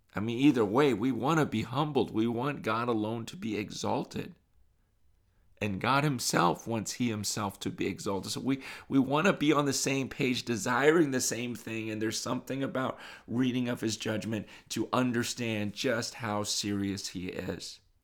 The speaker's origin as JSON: {"language": "English", "country": "United States", "tie": "born or raised there", "said": "growing up in America"}